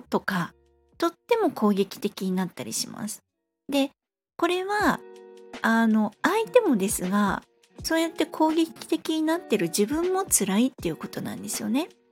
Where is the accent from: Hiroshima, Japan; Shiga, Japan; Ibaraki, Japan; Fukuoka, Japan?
Fukuoka, Japan; moved away; also born or lived in Kanto (Tokyo Bay side); ふるさとの福岡